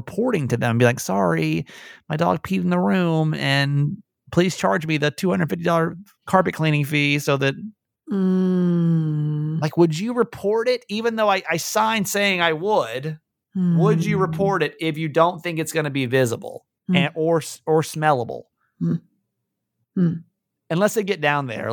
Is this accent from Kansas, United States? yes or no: no; California, United States; We're from California.